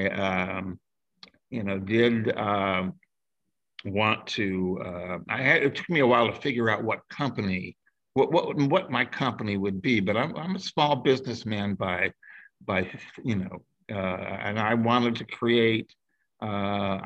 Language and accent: English; Dayton, Ohio, United States; moved away as an adult; also born or lived in Cherry Point, North Carolina / Los Angeles, California; We moved up to Ohio to Dayton, Ohio, which is where I was raised